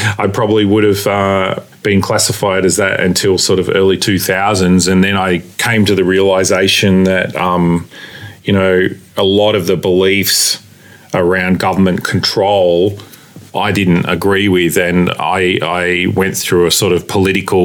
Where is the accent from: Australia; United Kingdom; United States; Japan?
Australia; Cranbourne, Victoria; I grew up in Cranbourne, which is, you know, part of the area that I represent now in Southeast Metro.